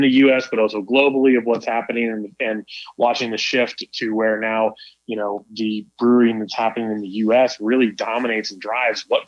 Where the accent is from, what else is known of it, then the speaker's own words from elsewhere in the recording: Kansas City, Missouri, United States; moved away; also born or lived in Colorado; I grew up in Kansas City.